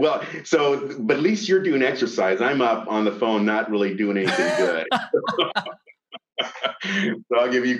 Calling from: Bellevue, Washington, United States; I'm from Bellevue, Washington, just on the other side of the lake from Seattle.

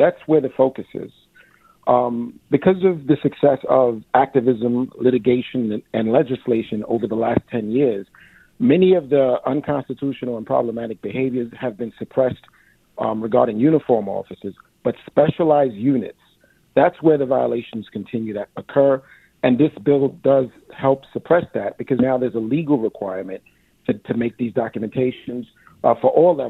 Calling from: New York City, New York, United States; I'm calling from East Flatbush. I'm a recently retired NYPD lieutenant

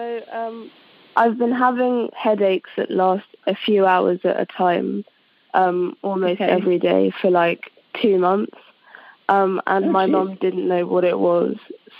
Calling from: London, United Kingdom; I'm calling from London.

